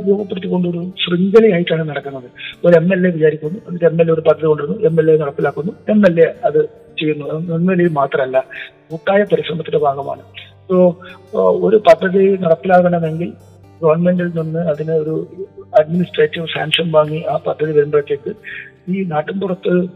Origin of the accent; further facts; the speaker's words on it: Uduma constituency, Kerala, India; എൻ്റെ സ്വന്തം നാടാണ് ഞാൻ ജനിച്ചത് വളർന്നത് പഠിച്ചത്